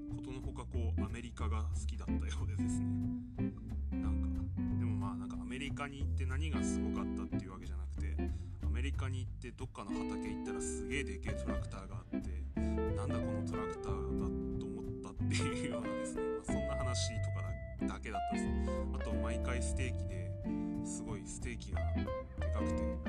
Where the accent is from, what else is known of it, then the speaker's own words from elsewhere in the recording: Odate, Akita, Japan; moved away as an adult; now in Akita, Japan; 私はこう生まれた市を離れてですね大館市というところなんですけれどもそこを離れて、えー、秋田市というところでずっと生活しているんですね